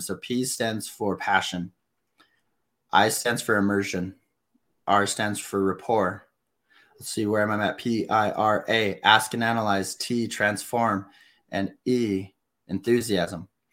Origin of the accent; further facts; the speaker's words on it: New Mexico, United States; I'm the homeschool kid from New Mexico